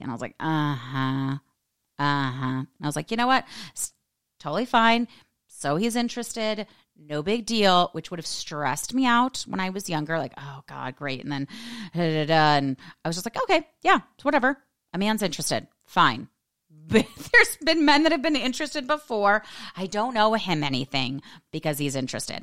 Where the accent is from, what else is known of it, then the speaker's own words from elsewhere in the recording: United States; I'm American